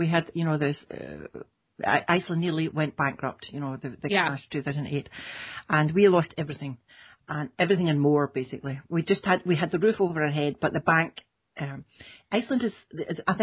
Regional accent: Scotland, United Kingdom; I come from Scotland

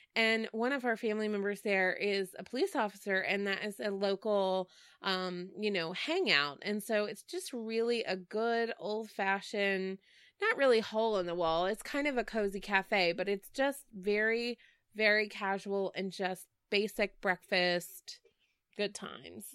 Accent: Dallas, Texas, United States; Growing up in Dallas

